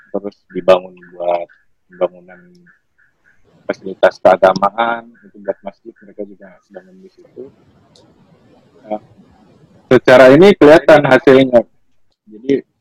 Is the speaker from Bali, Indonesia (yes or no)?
no; North Sumatra, Indonesia; kampung aku juga kampung aku di daerah Sumatera Utara